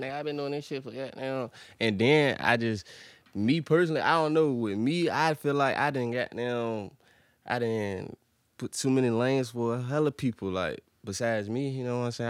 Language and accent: English; Portsmouth, Virginia, United States; I'm from Portsmouth